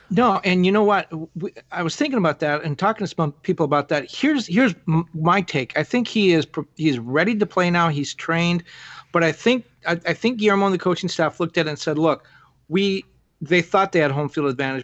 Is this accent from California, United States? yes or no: yes; Southern California, United States; moved away; also born or lived in Miami; I grew up in Southern California